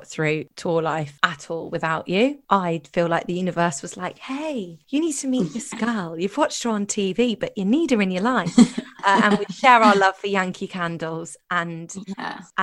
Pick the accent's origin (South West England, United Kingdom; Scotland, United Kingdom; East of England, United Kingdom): South West England, United Kingdom; Cheltenham; I'm from big, Cheltenham